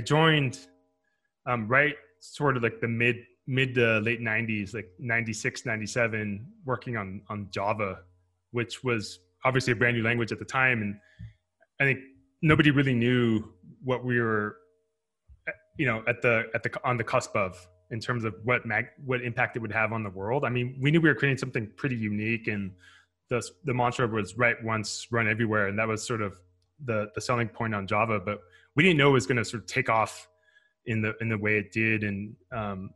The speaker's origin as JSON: {"language": "English", "town": "Fremont", "region": "California", "country": "United States", "tie": "born or raised there", "lives_now": "Menlo Park, United States", "said": "I grew up in a city called Fremont, which is right across the bay from where I live now in Menlo Park"}